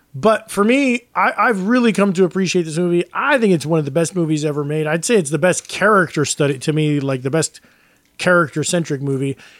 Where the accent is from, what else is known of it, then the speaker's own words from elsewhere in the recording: New York, United States; as a New Yorker